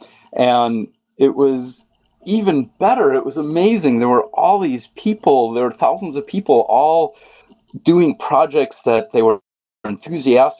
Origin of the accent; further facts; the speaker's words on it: San Francisco, California, United States; my hometown, San Francisco.